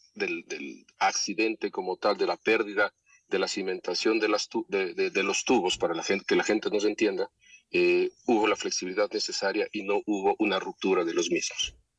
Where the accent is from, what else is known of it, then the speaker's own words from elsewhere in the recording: Ecuador; todos los ecuatorianos